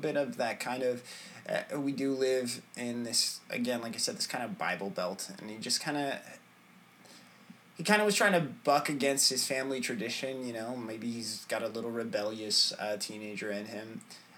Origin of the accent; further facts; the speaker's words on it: Tulare, California, United States; I was born in Tulare, California. And this is where, we stayed. We did move up to Northern California for a bit